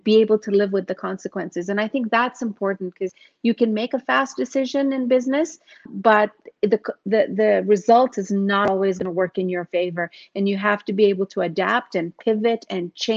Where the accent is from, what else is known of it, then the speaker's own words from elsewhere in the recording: Yemen; moved away as an adult; also born or lived in Uganda; now in Canada; And I grew up in Yemen. I was born in Uganda